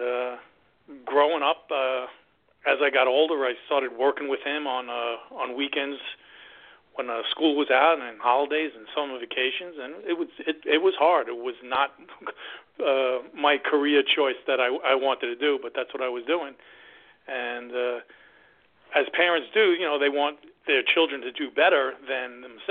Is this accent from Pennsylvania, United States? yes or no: no; New York City, New York, United States; I grew up in New York and Queens in one of the five boroughs